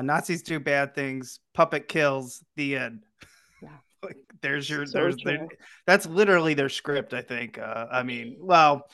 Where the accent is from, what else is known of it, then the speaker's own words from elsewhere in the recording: Missouri, United States; I grew up in Missouri, a part of the Bible Belt